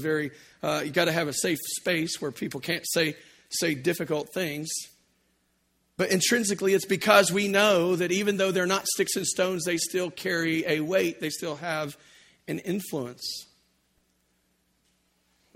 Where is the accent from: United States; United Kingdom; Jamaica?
United States; Louisiana; I grew up in Louisiana